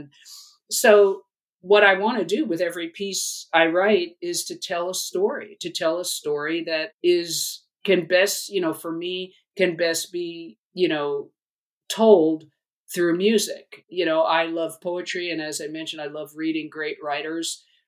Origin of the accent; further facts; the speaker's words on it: New York, United States; I grew up on the East Coast, primarily in New York, but my family moved a lot.